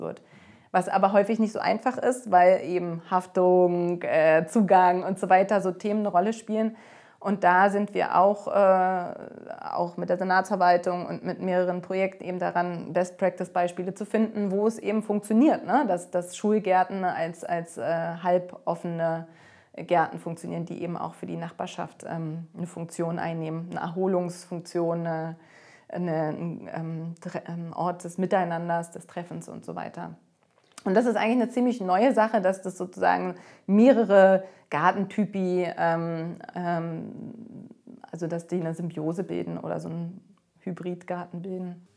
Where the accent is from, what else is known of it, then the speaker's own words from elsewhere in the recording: Berlin, Germany; Berlin, ich meine, das ist meine Heimat, das ist auch die Heimat von Katharina und äh, das ist unsere Mutterstadt sozusagen